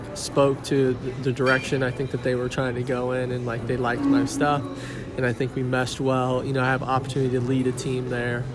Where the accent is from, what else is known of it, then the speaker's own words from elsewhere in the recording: Lake Lotawana, Missouri, United States; also born or lived in Kansas City; I'm originally from Lake Lotawanna, Missouri. Grew up there, grew up in Kansas City.